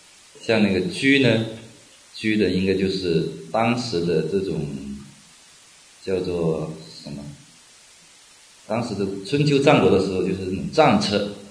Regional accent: China; 但是我们中国人非常聪明

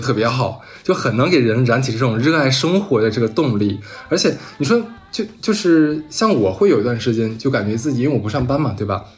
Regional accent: Northeast China, China; moved away as an adult; now in Shanghai, China; 尤其是对于咱们东北人，我们基本上都不允许等同于，上海。等同于没有方言，我们说的方言，全国人民都能听得懂

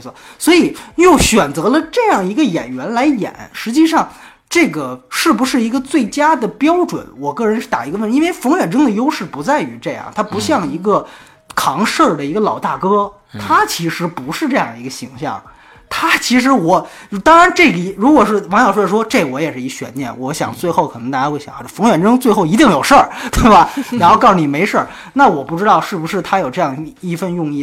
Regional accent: China; 我们大陆人的思维

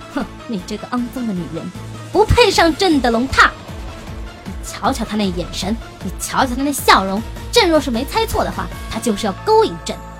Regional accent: China; 我们中国人

